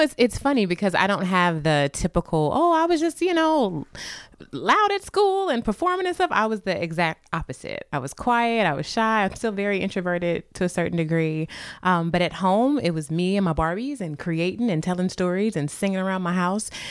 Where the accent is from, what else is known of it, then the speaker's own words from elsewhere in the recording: St. Louis, Missouri, United States; moved away; I'm from Saint Louis, born and raised